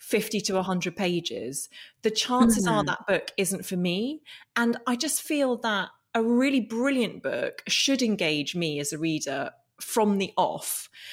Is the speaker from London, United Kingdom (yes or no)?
no; Northern Ireland, United Kingdom; I grew up in Northern Ireland, and we moved there when I was four, and it was 1982, and it was a time of conflict